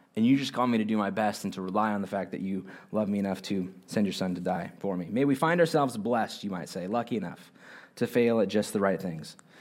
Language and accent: English; United States; I'm an American